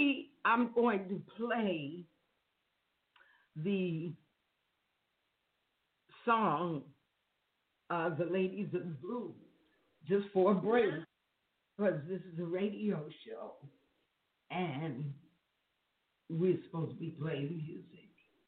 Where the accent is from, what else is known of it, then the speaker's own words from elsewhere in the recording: New York, United States; moved away; Okay, I'm from New York. I left New York in 1970.